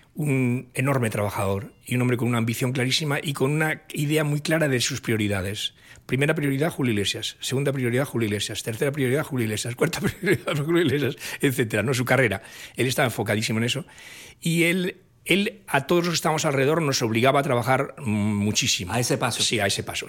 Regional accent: Oviedo, Asturias, Spain; crecí en esa atmósfera en Asturias, en la capital de Asturias, en Oviedo

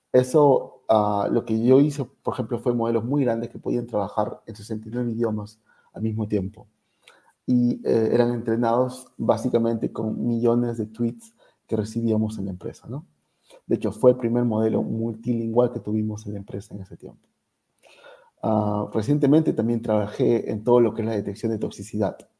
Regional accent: Arequipa, Peru; moved away as an adult; muchos arequipeños que salimos de Arequipa y eventualmente regresamos

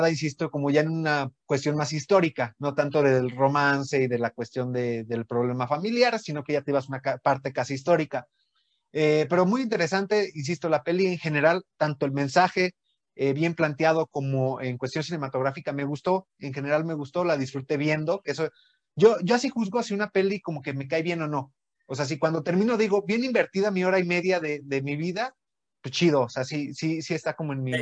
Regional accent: Mexico; por eso soy mexicano

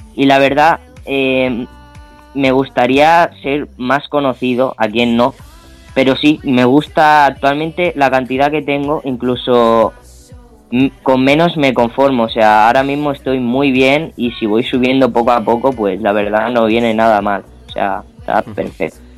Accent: Palma, Balearic Islands, Spain; yo soy de Palma de Mallorca

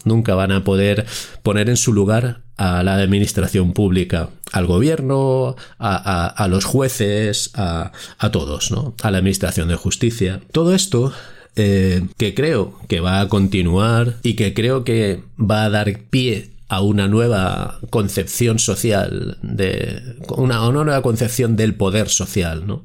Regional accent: Spain; como ciudadano español

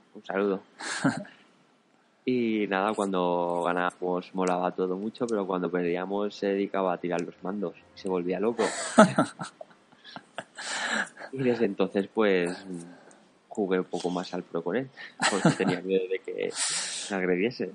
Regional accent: Valencia, Valencian Community, Spain; Somos de Valencia los dos

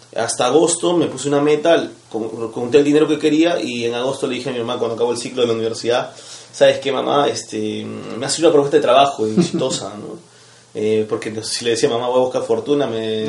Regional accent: Cusco, Peru; now in Lima, Peru; vengo de Cusco

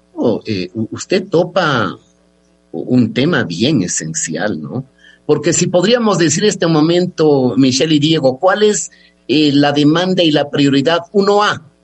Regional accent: Ecuador; somos ecuatorianos

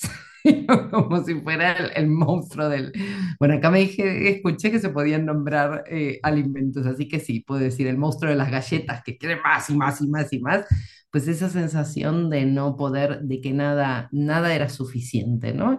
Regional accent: Argentina; now in Madrid, Spain; vivo en Madrid, en España, pero soy argentina de mm. origen

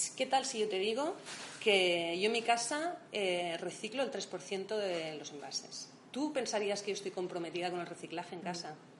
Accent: Barcelona, Catalonia, Spain; moved away as an adult; now in Madrid, Spain; yo soy de Barcelona.

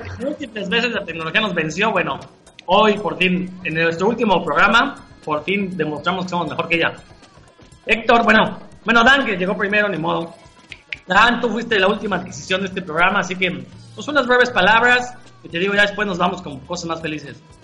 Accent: Mexico; somos mexicanos

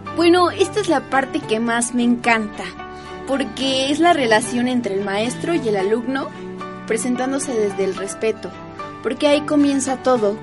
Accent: Huatulco, Oaxaca, Mexico; now in Puebla, Mexico; yo vengo de Huatulco

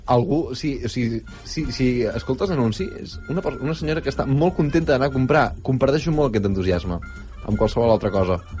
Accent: Barcelona, Catalonia, Spain; vinc de Sarrià

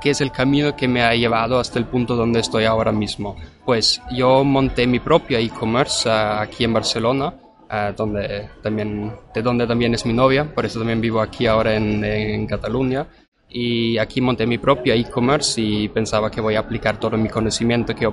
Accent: Vienna, Austria; Spanish is a second language; tengo 28 años y originalmente soy de Viena, Austria.

